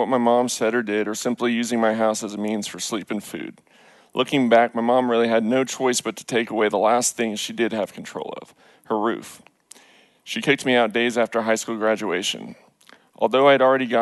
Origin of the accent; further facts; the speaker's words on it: Richardson, Texas, United States; I grew up in Richardson into what I'd call the quintessential Pleasantville environment.